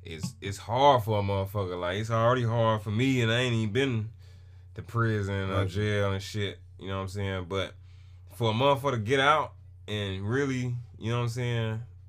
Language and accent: English; New York, United States; See, I'm from New York, man.